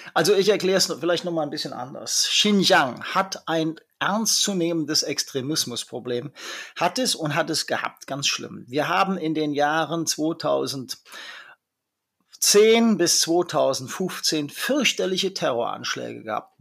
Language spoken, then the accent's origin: German; Germany; now in China; bei uns in Deutschland